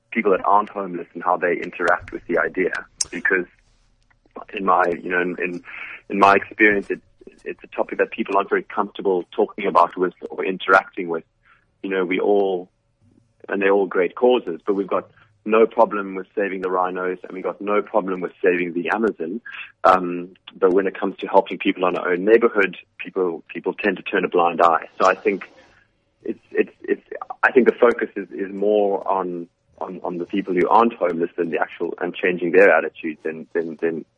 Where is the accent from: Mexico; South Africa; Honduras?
South Africa; Cape Town, Western Cape; I'm from Cape Town.